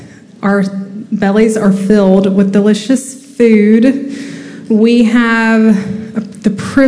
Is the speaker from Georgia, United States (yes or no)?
yes; Macon, Georgia, United States; moved away; Macon, Georgia, which is my hometown